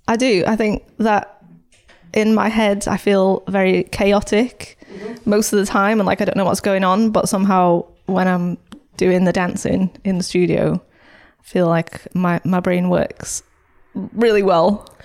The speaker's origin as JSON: {"language": "English", "town": "St Helens", "region": "North West England", "country": "United Kingdom", "tie": "born or raised there", "said": "I grew up in Saint Helens"}